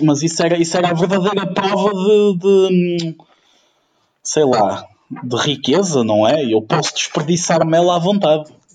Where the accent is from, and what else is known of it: Ukraine; moved away